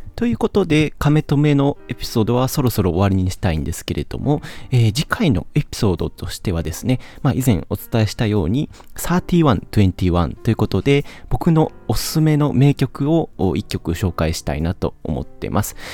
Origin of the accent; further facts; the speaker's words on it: Kansai, Japan; accent: Kansai dialect